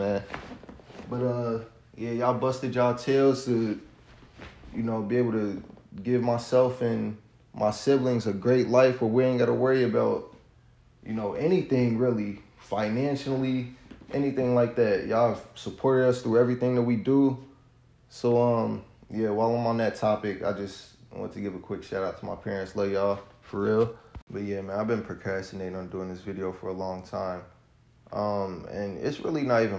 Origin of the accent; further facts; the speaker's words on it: Cincinnati, Ohio, United States; now in Fairfield, United States; From Cincinnati, Ohio, born and raised in Cincinnati, Ohio